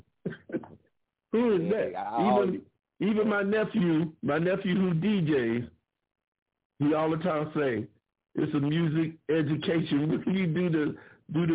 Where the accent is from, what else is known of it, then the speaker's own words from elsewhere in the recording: Ohio, United States; me and my homegirl that lived across the street, literally, growing up in Ohio